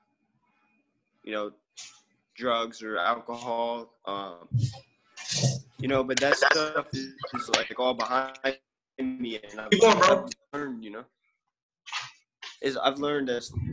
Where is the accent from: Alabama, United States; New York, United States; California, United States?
Alabama, United States; I'm from Alabama